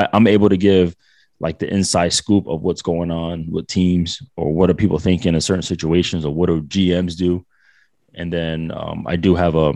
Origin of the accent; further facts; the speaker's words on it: Providence, Rhode Island, United States; moved away as an adult; now in Orange County, United States; I'm from Providence, but I live in Cali